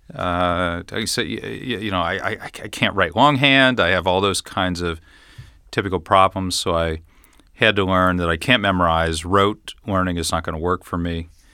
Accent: Fort Thomas, Kentucky, United States; also born or lived in Cincinnati; I grew up in Fort Thomas, went to Highlands High School

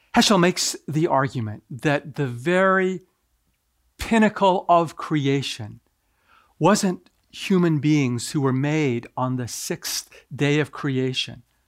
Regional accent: Japan; moved away; I'm originally from Japan

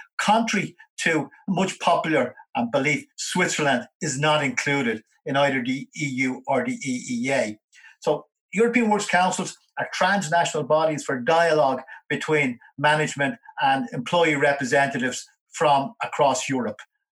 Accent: Ireland; Now, it's not because I'm Irish, which I obviously am

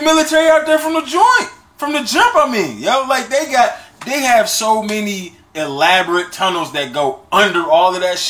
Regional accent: Michigan, United States; I grew up in Michigan.

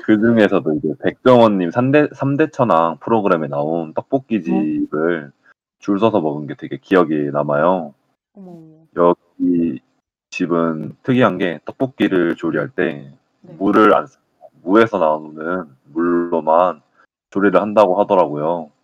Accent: Seoul, South Korea; 학창 시절 때는 서울에서 다니다 보니

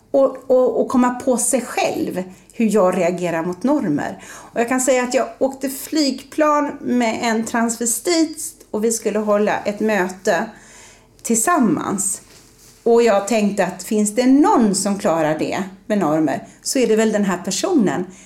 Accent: Gothenburg, Västra Götaland, Sweden; Och ibland säger jag, hörs inte det att jag är från Göteborg? För det brukar folk säga att det hörs.

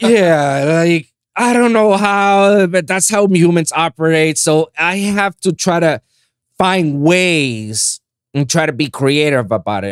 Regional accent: Puerto Rico; English is a second language; moved away as an adult; now in Florida, United States; I'm a fake Floridian too, you know, because I'm from Puerto Rico

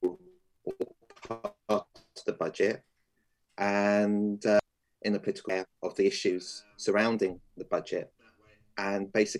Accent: Portsmouth, South East England, United Kingdom; born there; I was born in Portsmouth back in 1973. And I've actually only been living in Portsmouth since 2013

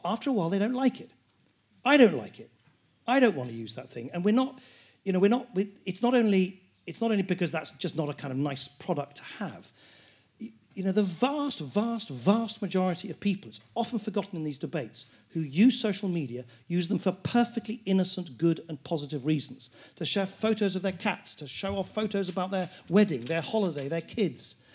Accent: United Kingdom; as a Brit, a member of a country about to leave the European Union

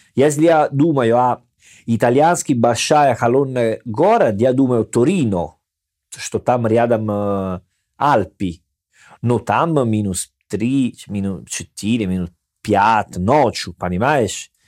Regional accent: Salerno, Campania, Italy; Russian is a second language; moved away as an adult; now in Russia; я в мой родной городе, Салерно

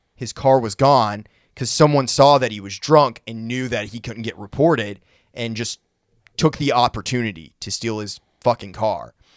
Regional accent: Brunswick, Maine, United States; now in Nashville, United States; my hometown of Brunswick, Maine

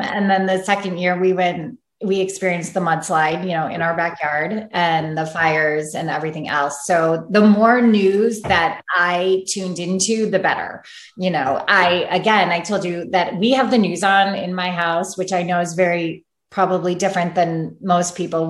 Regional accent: Chicago, Illinois, United States; moved away as an adult; also born or lived in New York City; now in Santa Barbara, United States; I'm from Chicago and grew up there.

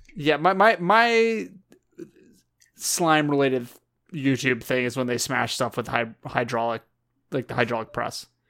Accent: California, United States; we're all raised Californian here

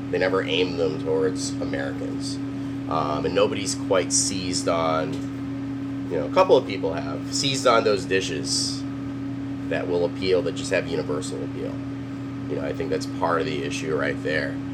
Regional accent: Philippines; moved away; I'm Filipino

